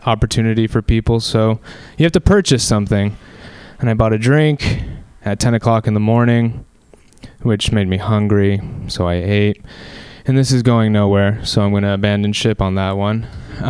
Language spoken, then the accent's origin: English; Anaheim, California, United States; I'm from Southern California. I'm from Anaheim, which is where Disneyland is